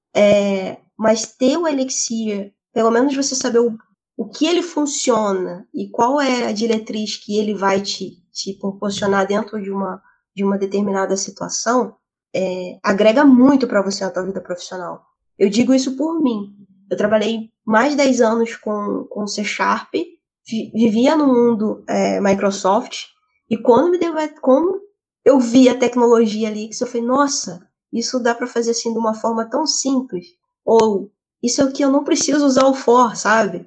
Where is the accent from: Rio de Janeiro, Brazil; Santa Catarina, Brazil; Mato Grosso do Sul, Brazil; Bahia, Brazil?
Rio de Janeiro, Brazil; moved away as an adult; also born or lived in São Paulo; now in Portugal; Eu sou do Rio